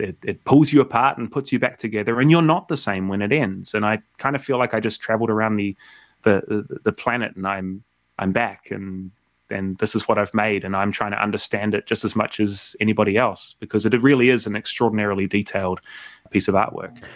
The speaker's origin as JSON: {"language": "English", "region": "South Island", "country": "New Zealand", "tie": "born or raised there", "also_born_or_lived": "Vancouver, Canada / Montreal, Canada", "moved": "as an adult", "lives_now": "Melbourne, Australia", "said": "I grew up in the South Island of New Zealand"}